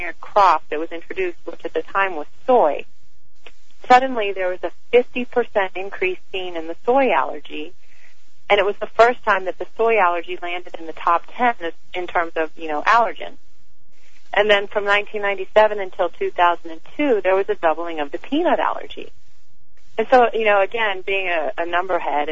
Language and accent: English; the South, United States; I grew up in the South